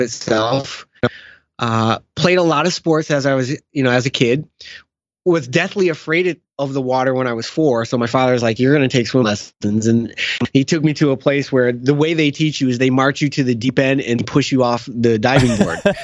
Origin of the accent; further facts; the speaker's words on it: outside of Chicago, Illinois, United States; I was born and raised outside of Chicago.